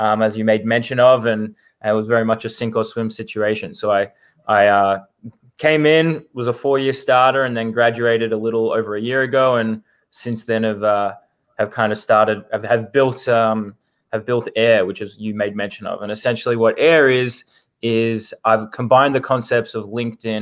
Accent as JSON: {"language": "English", "town": "Melbourne", "region": "Victoria", "country": "Australia", "tie": "born or raised there", "moved": "as an adult", "lives_now": "United States", "said": "born and raised in Melbourne, Australia"}